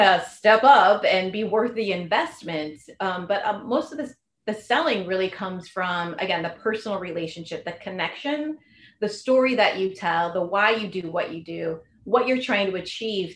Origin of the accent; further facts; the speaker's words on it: Silicon Valley, California, United States; I'm from Silicon Valley